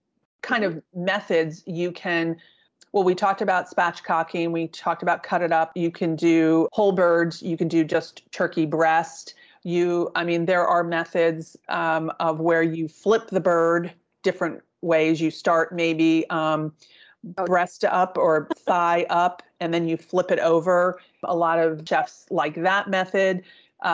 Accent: East Coast, United States; I grew up on the East Coast, and there's a part of my family's Italian

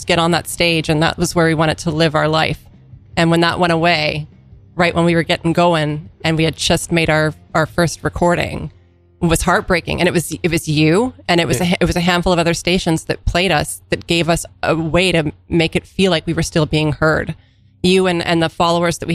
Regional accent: Canada; now in New York, United States; we're the Canadian people. So we're a band of immigrants

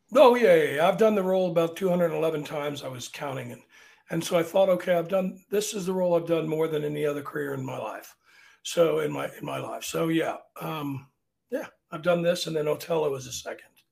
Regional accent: Arlington, Virginia, United States; I'm from Arlington, but we're still below the Mason Dixon line

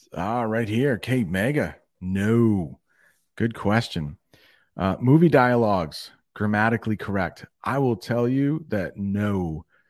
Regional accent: United States; I'm one American

